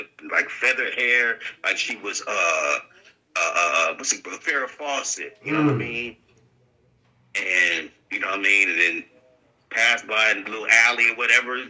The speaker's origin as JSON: {"language": "English", "region": "California", "country": "United States", "said": "I'm from California. I'm from Eagle, California"}